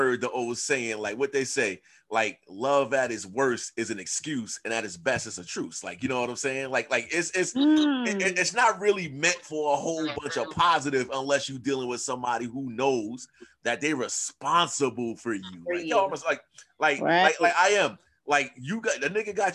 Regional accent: New York City, New York, United States; I'm from Queens.

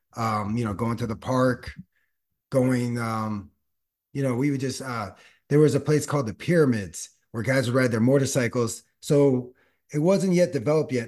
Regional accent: Los Angeles, California, United States; also born or lived in San Diego / Australia; born and raised in the San Fernando Valley

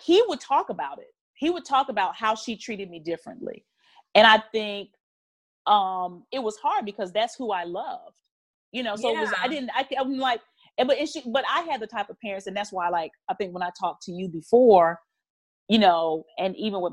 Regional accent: North Carolina, United States; I'm from North Carolina. I was grew up on a farm.

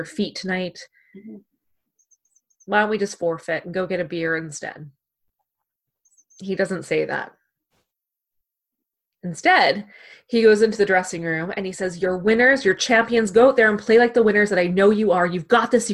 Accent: Canada; we're Canadian

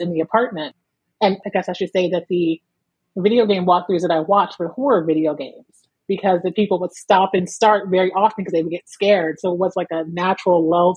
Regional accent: Alliance, Ohio, United States; moved away as an adult; also born or lived in Canton, Ohio; now in Philadelphia, United States; I was born in Canton, Ohio, and raised in Alliance, Ohio

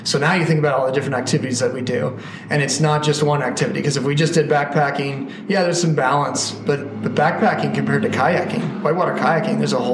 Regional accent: Colorado, United States; landlocked growing up in Colorado

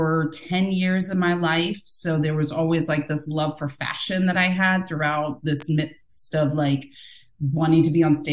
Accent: Northern Virginia, United States; born and raised in Northern Virginia, a very diverse area

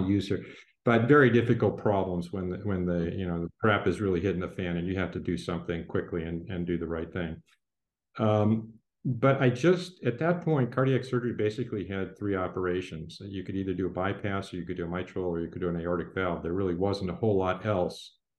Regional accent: Detroit, Michigan, United States; moved away as an adult; also born or lived in Ann Arbor, Michigan / Philadelphia / Boston; I was born in Ann Arbor, Michigan. Uh, my father was a urology resident at the time. Yeah. And um, my early childhood was in Philadelphia, but we moved back to the Detroit area where my entire family is located and is from. Born and raised there.

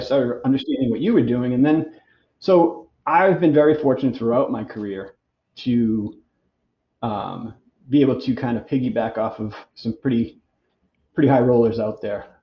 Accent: Boston, Massachusetts, United States; I'm from Boston originally. So I decided in 99 I wanted to move back up to Boston to be closer to my, my family

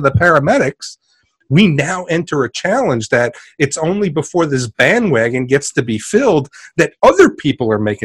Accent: New York City, New York, United States; I'm actually from Queens

